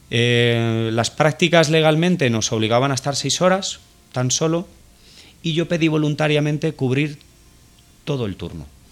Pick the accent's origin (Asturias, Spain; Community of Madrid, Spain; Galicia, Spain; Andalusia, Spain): Community of Madrid, Spain; Fuenlabrada; nosotros vivimos en un barrio humilde, en el barrio del Naranjo, en Fuenlabrada, es un municipio que está en el sur de Madrid